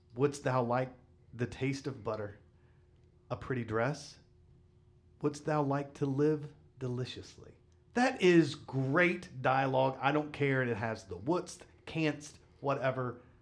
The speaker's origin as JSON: {"language": "English", "region": "West Virginia", "country": "United States", "tie": "born or raised there", "said": "I grew up in West Virginia."}